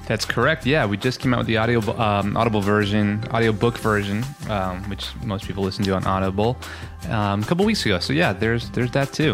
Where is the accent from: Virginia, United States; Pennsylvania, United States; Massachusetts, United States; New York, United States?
New York, United States; Long Island; accent: New York, Long Island; moved away; I'm originally from Long Island, New York, and so sometimes that accent comes out